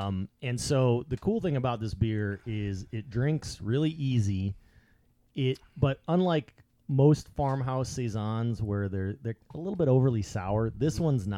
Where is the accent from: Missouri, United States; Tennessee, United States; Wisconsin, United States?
Wisconsin, United States; Middleton; moved away; It's made in New Glarus, which is a town right outside the town that I grew up, Middleton, Wisconsin.